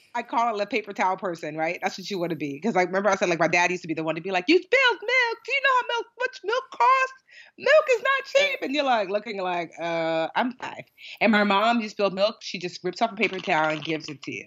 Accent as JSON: {"language": "English", "town": "Westfield", "country": "United States", "tie": "born or raised there", "said": "I grew up in Westfield largely"}